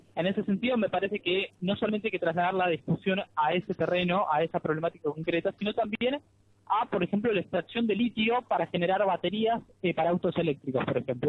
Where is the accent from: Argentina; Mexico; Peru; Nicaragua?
Argentina; al ser de Argentina, al insertarme en un marco latinoamericano de militancia